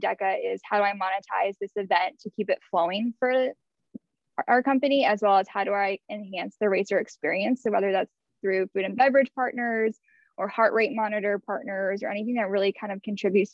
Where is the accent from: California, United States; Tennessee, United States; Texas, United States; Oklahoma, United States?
Texas, United States; Houston; I grew up in Houston, Texas